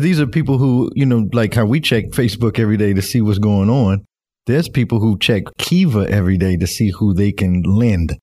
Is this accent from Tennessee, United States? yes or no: yes; Nashville, Tennessee, United States; moved away as an adult; now in Northwest Arkansas, United States; I'm originally from Nashville, Tennessee, and I moved to Northwest Arkansas about three, four years ago